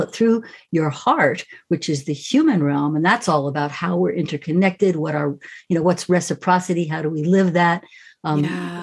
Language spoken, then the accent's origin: English; New York, United States; I grew up right in New York